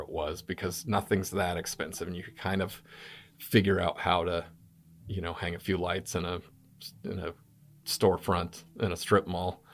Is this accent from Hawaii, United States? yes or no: no; Albuquerque, New Mexico, United States; moved away as an adult; also born or lived in Los Angeles, California / Gainesville, Florida / Reno, Nevada; now in United Kingdom; I grew up in Albuquerque, New Mexico.